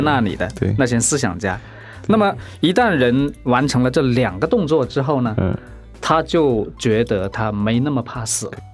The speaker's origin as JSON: {"language": "Chinese", "country": "China", "said": "我们中国人"}